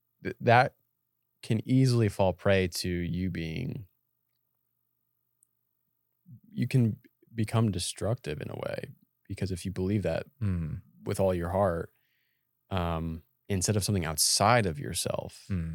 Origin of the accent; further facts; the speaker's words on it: Massachusetts, United States; I come from Massachusetts.